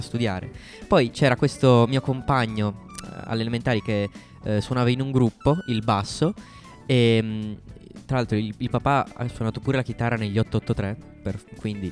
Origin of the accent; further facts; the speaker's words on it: Turin, Piedmont, Italy; io sono nato a Torino e ho origini sarde e mia mamma invece è albanese